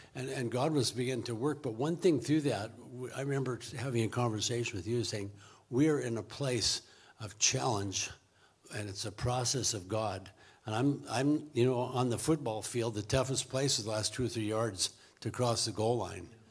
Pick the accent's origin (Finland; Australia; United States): United States; Richland, Washington; moved away as an adult; now in Zimbabwe; I was born in Richland